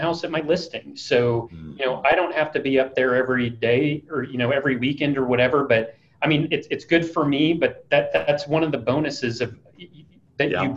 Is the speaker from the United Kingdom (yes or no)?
no; Iowa, United States; now in Dallas, United States; I'm originally from Iowa.